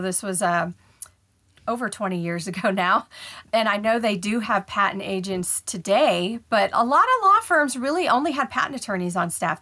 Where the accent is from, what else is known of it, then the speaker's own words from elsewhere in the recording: Ohio, United States; moved away as an adult; now in Houston, United States; I was born and raised in Ohio, and I had not left Ohio yet. You know, all my schooling was there, all my jobs were there.